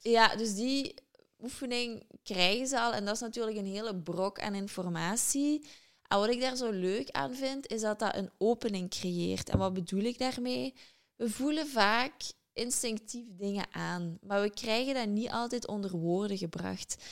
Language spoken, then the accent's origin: Dutch; Limburg, Flanders, Belgium; moved away as an adult; also born or lived in London, United Kingdom; Uiteraard ben ik van Limburg.